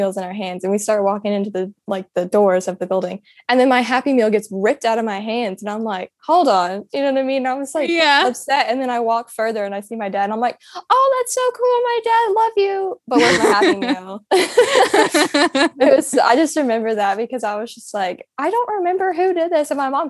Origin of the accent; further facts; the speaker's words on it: Clarksville, United States; So I was born in Clarksville and pretty much grew up there until my dad got injured.